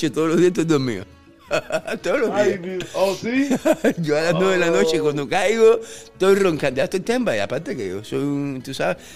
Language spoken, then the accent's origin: Spanish; Regla, Havana, Cuba; now in -; A mí me encantaba Alamar, yo soy de regla sí, pero en, la nada más que había gente fea